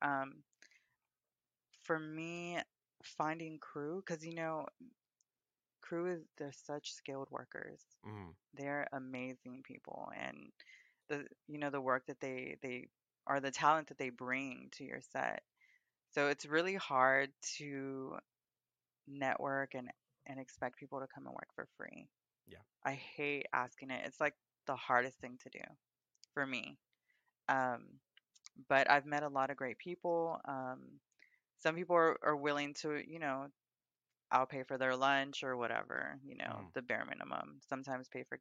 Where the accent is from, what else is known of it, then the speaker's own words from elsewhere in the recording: Houston, Texas, United States; I grew up in Houston in the Easton District, which is very predominantly a Hispanic community